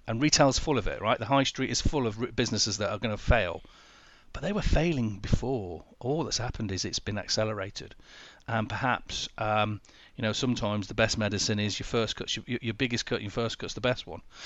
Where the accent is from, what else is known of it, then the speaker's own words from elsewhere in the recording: Sheffield, Yorkshire and the Humber, United Kingdom; moved away; I'm originally from Sheffield